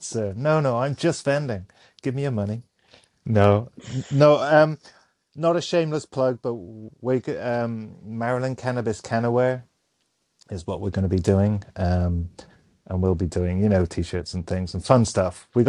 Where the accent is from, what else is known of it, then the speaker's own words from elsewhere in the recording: Ireland; moved away as an adult; now in Frederick, United States; I'm Irish